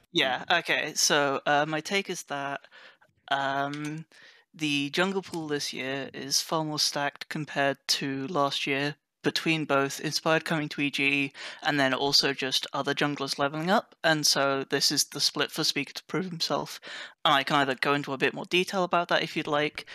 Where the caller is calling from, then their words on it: Oxford, South East England, United Kingdom; I am calling from Oxford, England, United Kingdom